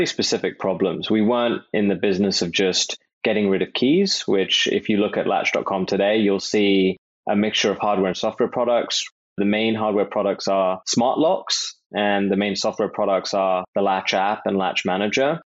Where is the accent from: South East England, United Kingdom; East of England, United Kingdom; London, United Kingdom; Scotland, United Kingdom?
London, United Kingdom; I hail from London, England